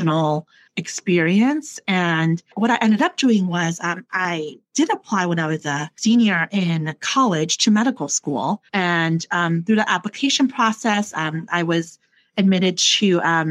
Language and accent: English; New York City, New York, United States; moved away as an adult; also born or lived in Taiwan / Chicago; I grew up in the New York City area and went to pretty large New York City public high school